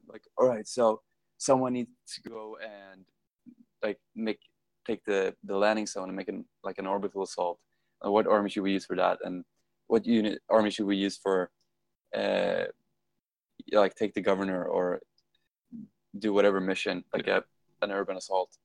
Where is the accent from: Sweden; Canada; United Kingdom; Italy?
Sweden; middle of Sweden, central Sweden; moved away; I love being back home though. It's just so so good because it's like in the middle of Sweden, in the middle of fucking nowhere